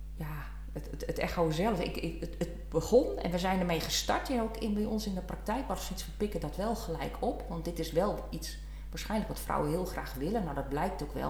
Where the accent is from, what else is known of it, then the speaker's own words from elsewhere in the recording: Leeuwarden, Friesland, Netherlands; also born or lived in Brabant; ik kom uit Friesland, ben geboren getogen Leeuwarden